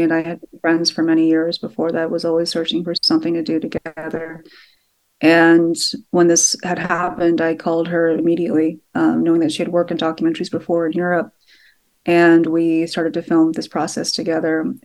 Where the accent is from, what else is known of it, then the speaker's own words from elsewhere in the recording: Sugar Land, Texas, United States; I grew up in a town nearby, yeah. about an hour and a half nearby